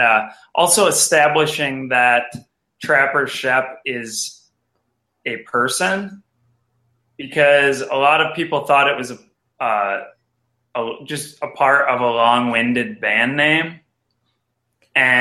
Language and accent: English; Red Wing, Minnesota, United States; I was born in Red Wing, Minnesota